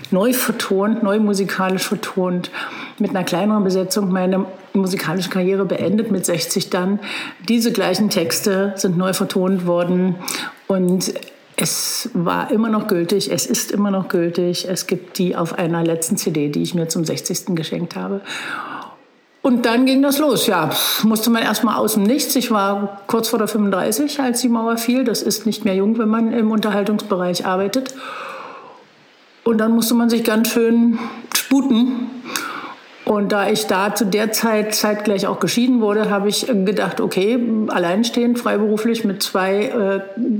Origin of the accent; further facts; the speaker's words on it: Berlin, Germany; now in Bad Belzig, Germany; nehmen Sie es mir nicht übel, aber ich komme aus Berlin, was meinen Sie denn mit Stadt?